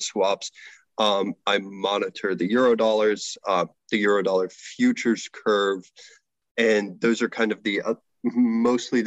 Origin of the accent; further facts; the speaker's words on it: United States; moved away as an adult; now in Canada; I am an American